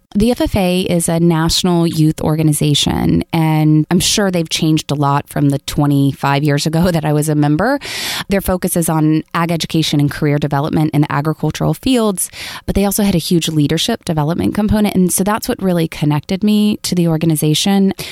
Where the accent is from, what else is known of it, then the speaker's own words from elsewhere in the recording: rural Florida, United States; moved away; my mom still lives in the house where I, I was born